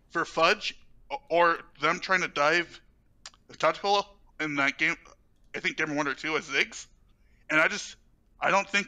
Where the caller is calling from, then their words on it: Southlake, Texas, United States; Uh, South Lake